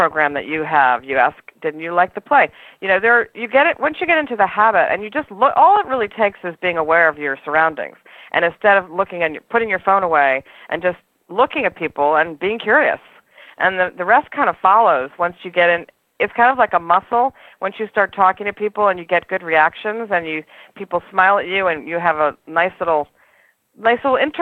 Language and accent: English; New York City, New York, United States; I'm a New Yorker